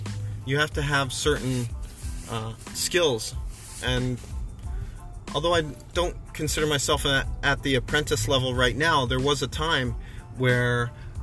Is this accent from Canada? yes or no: yes; Canada; now in Los Angeles, United States; being in many, many bars growing up in Canada